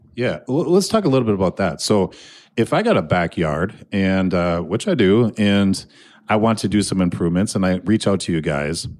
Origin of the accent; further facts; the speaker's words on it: Annandale, Minnesota, United States; I am sitting in Annandale, Minnesota, my hometown, Class of ninety-two.